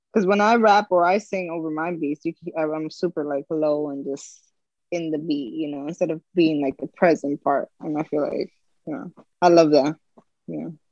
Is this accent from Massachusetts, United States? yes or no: no; Union City, New Jersey, United States; I'm from Union City, New Jersey. Okay. Uh, I grew up grew up there. I'm still here.